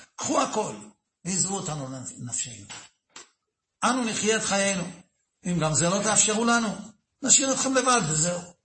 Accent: Netanya, Central District, Israel; אני גדלתי בנתניה

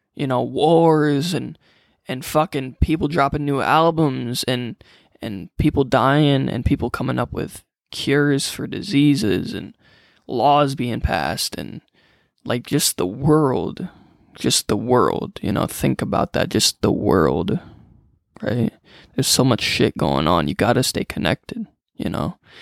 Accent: Freeport, Illinois, United States; born and raised in Freeport, Illinois, about two hours from Chicago

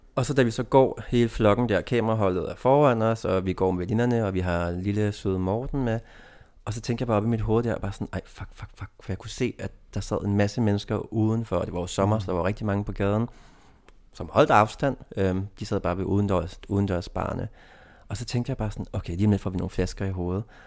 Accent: Denmark; moved away; min egen provins, hvor jeg kommer fra

